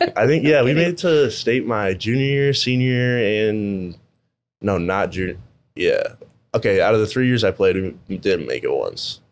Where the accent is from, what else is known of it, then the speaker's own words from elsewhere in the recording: Iowa City, Iowa, United States; I grew up in Iowa City, went to uh, City High